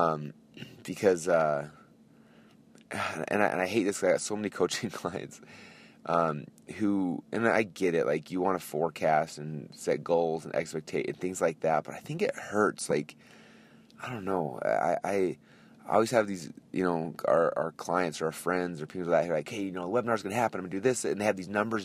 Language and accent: English; United States; I'm this American authority